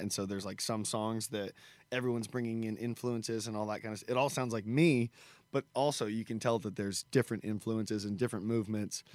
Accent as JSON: {"language": "English", "country": "United States", "tie": "born or raised there", "said": "the Benton County Fair, which is my hometown county fair"}